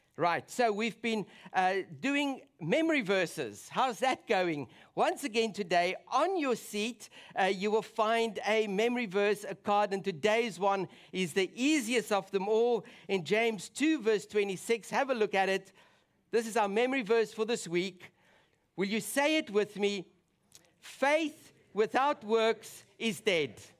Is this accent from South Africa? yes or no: yes; South Africa; moved away; my home country